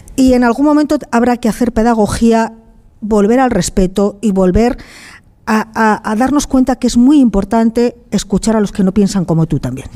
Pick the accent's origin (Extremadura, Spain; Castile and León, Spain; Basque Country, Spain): Castile and León, Spain; León; Yo soy de León